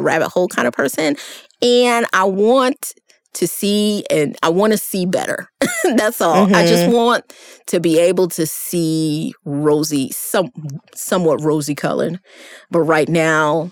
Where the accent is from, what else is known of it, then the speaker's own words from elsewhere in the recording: New York City, New York, United States; moved away; I grew up in New York City